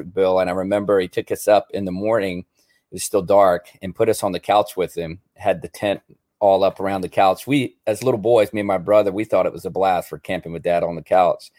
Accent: Newport News, Virginia, United States; now in Mechanicsburg, United States; I grew up in Newport News, Virginia

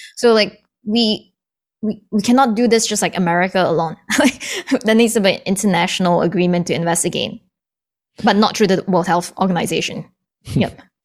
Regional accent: Singapore; also born or lived in Canada; now in Boston, United States; I was born in Canada, but I grew up in Singapore. And then I moved back to Canada. And now I, I'm based in Boston

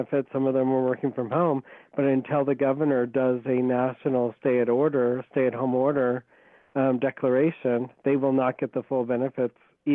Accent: Iowa, United States; moved away; Iowa is my home state

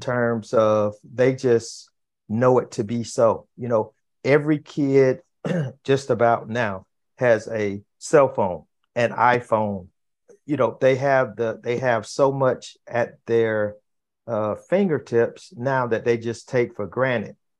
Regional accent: Fort Lauderdale, Florida, United States; I grew up in in Florida, in in in Fort Lauderdale, Florida

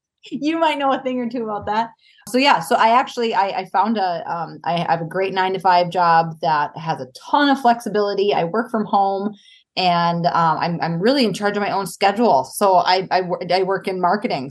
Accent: Duluth, Minnesota, United States; I grew up in Duluth, Minnesota

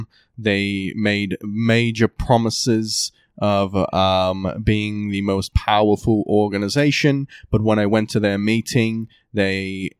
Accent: New Jersey, United States; Yes, I'm from New Jersey.

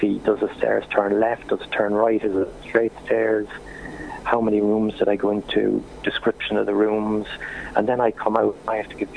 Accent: Cork, Munster, Ireland; I'm from Cork

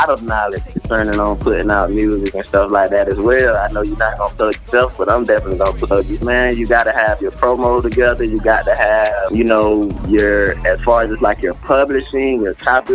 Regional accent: South Georgia, United States; back home and in South Georgia

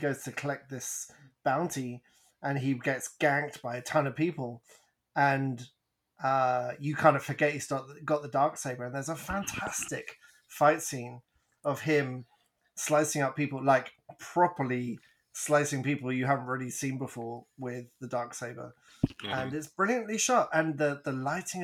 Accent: England, United Kingdom; I'm English

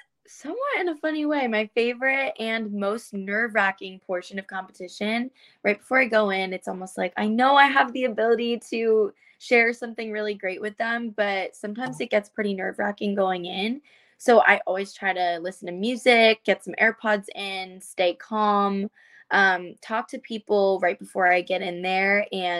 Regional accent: United States; I am a South Asian, I'm Indian American

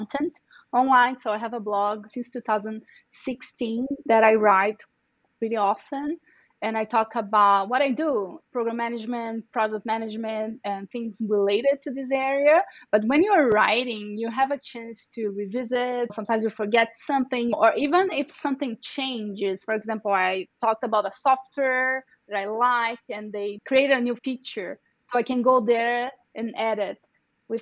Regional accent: Brazil; first language Portuguese; English is a second language; moved away as an adult; also born or lived in São Paulo, Brazil; now in United States; I'm from Brazil. So my native language is Portuguese, it's not Spanish

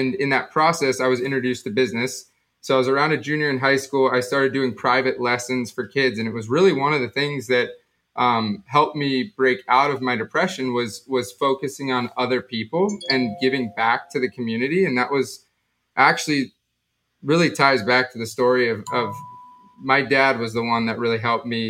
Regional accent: South Florida, United States; I grew up down in South Florida

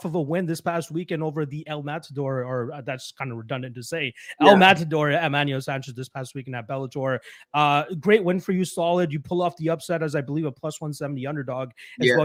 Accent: Brampton, Ontario, Canada; where I'm from in Brampton, growing up in like middle school and high school

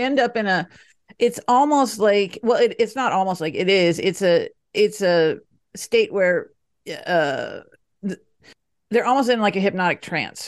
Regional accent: Dallas, Texas, United States; now in Denver, United States; I grew up in Dallas

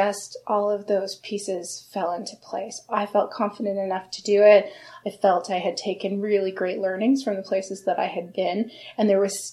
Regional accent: Sarnia, Ontario, Canada; moved away as an adult; also born or lived in Kingston, Ontario; now in Toronto, Canada; I grew up in Sarnia, about 3 hours from here

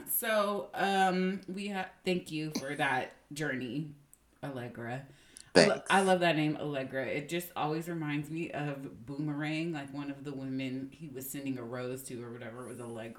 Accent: Union City, California, United States; also born or lived in Hayward, California; When we lived in Union City, we did everything that we needed to do in Fremont and Newark.

